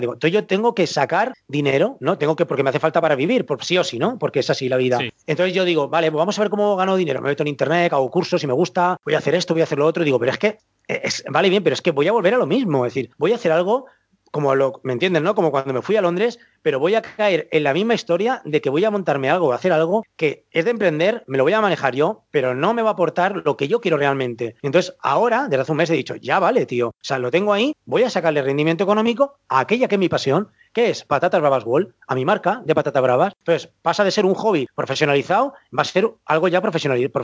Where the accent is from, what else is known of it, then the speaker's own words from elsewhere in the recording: Valencia, Valencian Community, Spain; que soy de Valencia